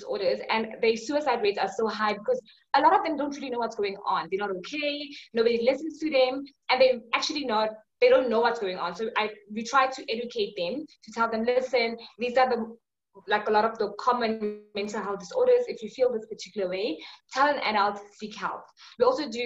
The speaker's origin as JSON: {"language": "English", "town": "Johannesburg", "region": "Gauteng", "country": "South Africa", "said": "I'm from South Africa, Johannesburg"}